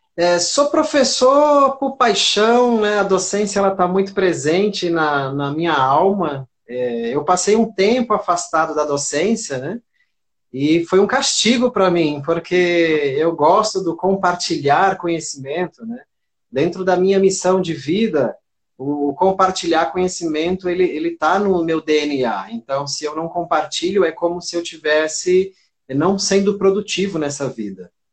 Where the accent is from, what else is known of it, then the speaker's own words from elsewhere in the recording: Santos, São Paulo, Brazil; moved away as an adult; now in Rio Grande do Norte, Brazil; Eu estou há 24 anos aqui, né, mas eu sou de Santos, São Paulo